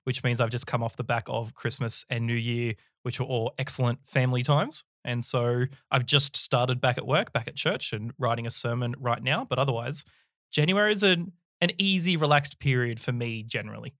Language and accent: English; Sydney, New South Wales, Australia; I was born in the early nineties in Sydney, Australia. Uh, grew up down in the Sutherland Shire.